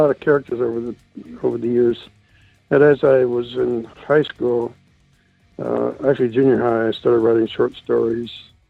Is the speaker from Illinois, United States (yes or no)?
yes; Chicago, Illinois, United States; moved away as an adult; now in Nitro, United States; I grew up in Chicago, and Chicago gives you quite a background for characters. And I moved from place